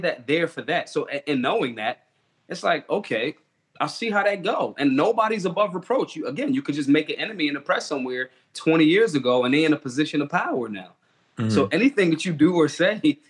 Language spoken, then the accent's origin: English; Philadelphia, Pennsylvania, United States; I am from Philly